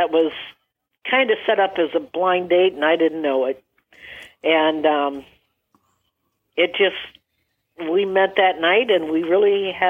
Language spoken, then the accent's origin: English; Cedar Rapids, Iowa, United States; I was born in Cedar Rapids, Iowa, born and raised.